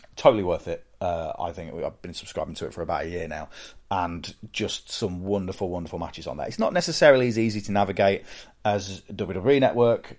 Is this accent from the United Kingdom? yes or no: yes; United Kingdom; accent: British; I'm British and, and have a British accent